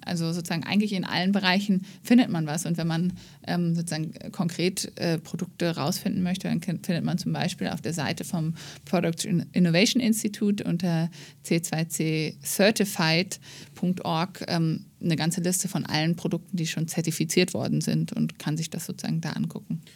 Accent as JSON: {"language": "German", "country": "Germany", "said": "wir als ähm, ja, Deutsche"}